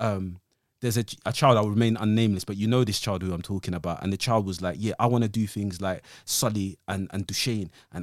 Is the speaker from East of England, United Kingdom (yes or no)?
no; London, United Kingdom; I'm an East Londoner